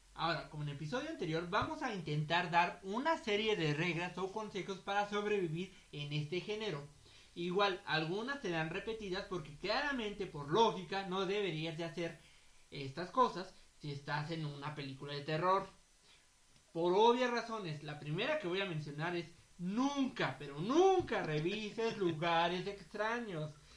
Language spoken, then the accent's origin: Spanish; Mexico; Nosotros que somos mexicanos